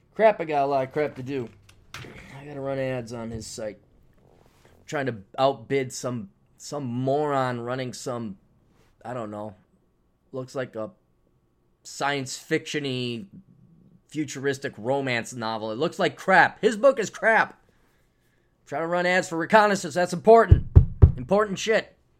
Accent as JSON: {"language": "English", "country": "United States", "said": "as an American"}